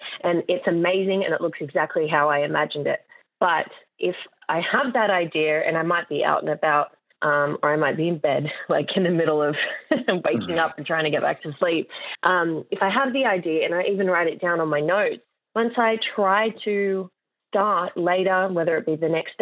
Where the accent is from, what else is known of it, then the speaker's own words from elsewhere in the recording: Sydney, New South Wales, Australia; I am a digital artist from Western Sydney